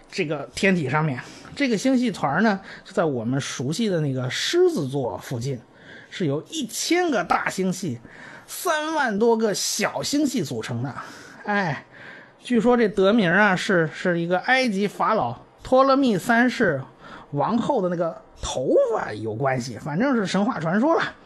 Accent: China; 我们中国人

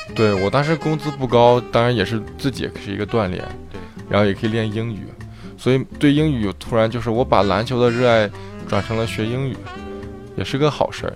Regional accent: Shaanxi, China; moved away as an adult; also born or lived in Chengdu, China; now in United States; 十六七岁的时候就在陕西东胜，也就是我的家乡，参加的，呃，青年队，三队和二队的训练。然后零八年的时候就来美国了

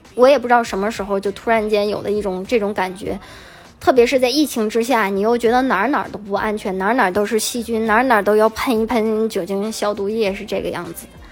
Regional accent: China; moved away; 作为中国人

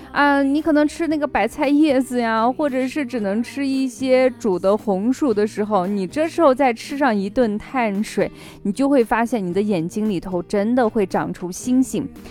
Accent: northern China, China; also born or lived in Xi'an; 作为北方人

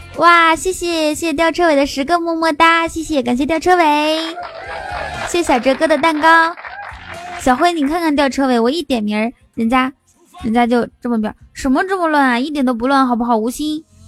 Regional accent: Inner Mongolia, China; now in Shanghai, China; 我是内蒙人，但是呢，我在上海，但是呢，我快混不下去了，马上要回去内蒙了

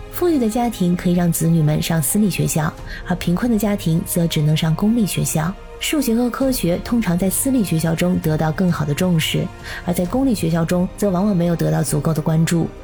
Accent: China; now in Europe; 我们中国人

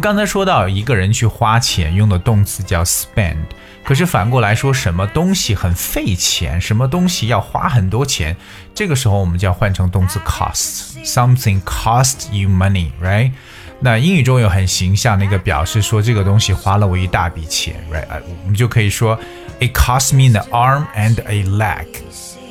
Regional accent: China; 我们中国人

